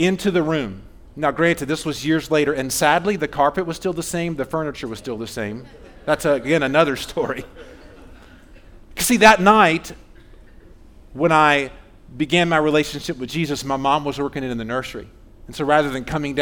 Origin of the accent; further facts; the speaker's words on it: Fayetteville, Georgia, United States; I grew up in Fayetteville, South Atlanta